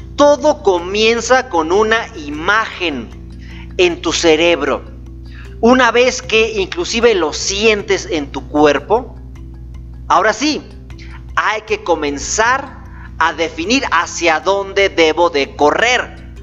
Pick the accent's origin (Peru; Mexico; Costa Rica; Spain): Mexico; Gómez Palacio, Durango; also born or lived in Torreón, Coahuila / Lerdo, Durango; yo soy lagunero, soy de Torreón, Coahuila, nací en Torreón, me registraron en Lerdo, Durango y viví casi la mayor parte de mi vida en Gómez Palacio, Durango